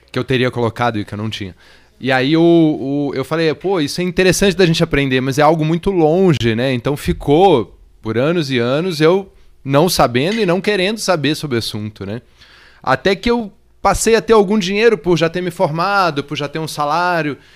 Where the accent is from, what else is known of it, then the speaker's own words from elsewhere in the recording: Brasília, Federal District, Brazil; Eu vim de Brasília e desde jovem ali, fazendo prova de vestibular e tal, tinha pouco dinheiro